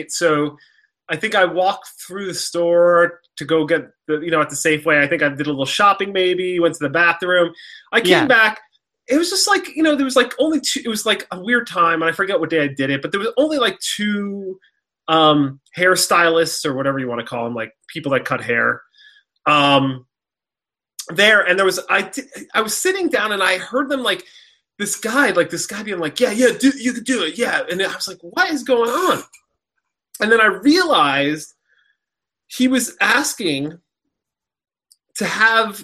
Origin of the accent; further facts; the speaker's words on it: East Coast, United States; I grew up on the East Coast